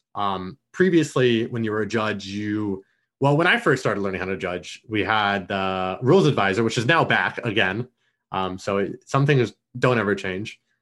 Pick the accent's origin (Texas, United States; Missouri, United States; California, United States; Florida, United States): Florida, United States; Orlando; now in Atlanta, United States; I grew up in Orlando, Florida, right outside of U C F